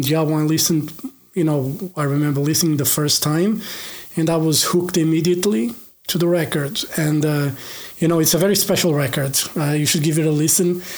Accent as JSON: {"language": "English", "country": "Portugal", "said": "i'm from Portugal"}